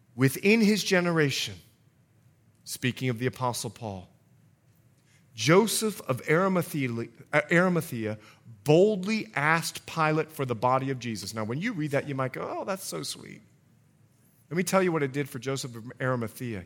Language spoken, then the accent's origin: English; Bahamas; I was born and raised in the Bahamas